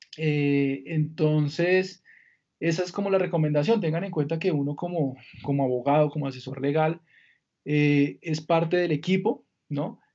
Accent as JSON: {"language": "Spanish", "town": "Villavicencio", "region": "Meta", "country": "Colombia", "tie": "born or raised there", "said": "Yo soy de Villavicencio, Mi infancia la pasé allá"}